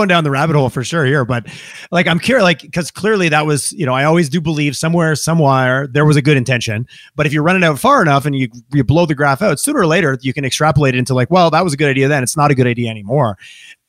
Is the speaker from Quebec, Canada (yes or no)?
yes; Quebec, Canada; also born or lived in Montreal; now in Alberta, Canada; When I grew up in Quebec